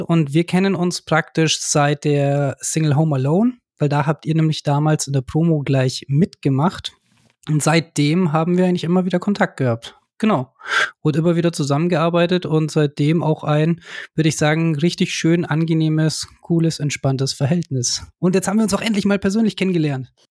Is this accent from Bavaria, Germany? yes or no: yes; Ammersee, Bavaria, Germany; also born or lived in Nuremberg; wir sind ja ursprünglich aus Nürnberg, beziehungsweise ich sogar vom Ammersee. Ich wohne jetzt auch hier in der Gegend eben.